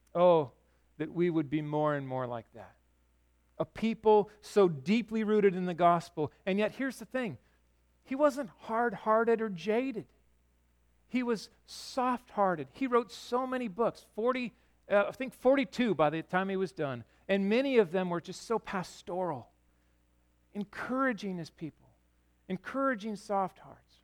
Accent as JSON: {"language": "English", "town": "Yakima", "region": "Washington", "country": "United States", "tie": "born or raised there", "said": "I grew up in Yakima"}